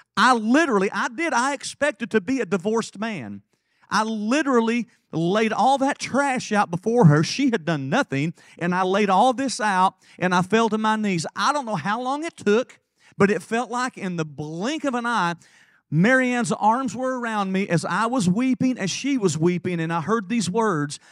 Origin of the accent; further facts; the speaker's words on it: Lake City, Tennessee, United States; I was raised in Lake City, Tennessee